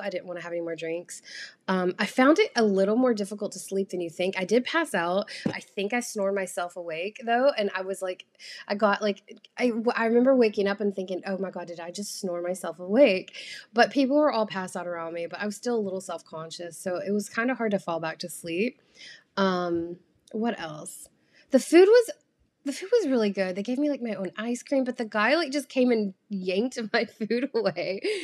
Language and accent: English; United States; I'm an American